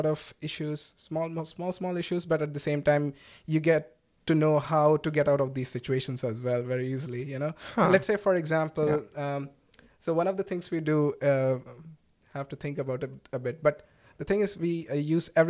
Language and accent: English; Durgapur, West Bengal, India; moved away as an adult; also born or lived in Kerala; now in Berlin, Germany; I have been brought up in a town called Durgapur, which is near Calcutta